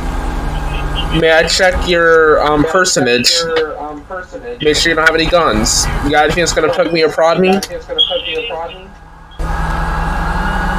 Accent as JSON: {"language": "English", "region": "North Carolina", "country": "United States", "said": "I'm from the Carolinas"}